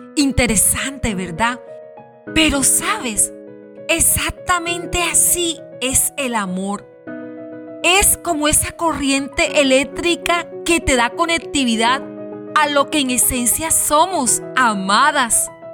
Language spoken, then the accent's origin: Spanish; La Guajira, Colombia; en la zona donde nos encontramos, en mi bella Guajira y en mi país Colombia